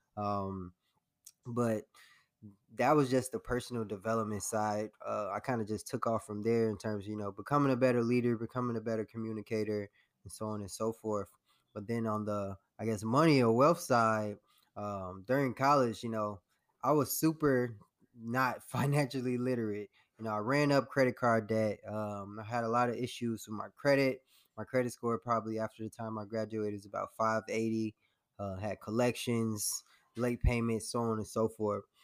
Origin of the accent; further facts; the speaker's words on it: Harvey, Illinois, United States; my story started um, in Harvey, Illinois. So I was born in the south suburbs of Chicago